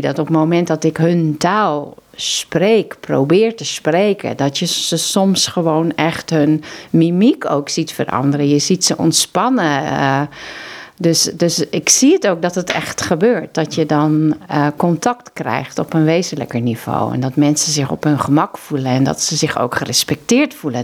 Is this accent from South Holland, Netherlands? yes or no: no; Zeeland, Netherlands; moved away as an adult; now in Mozambique; ik ben zelf een Zeeuwse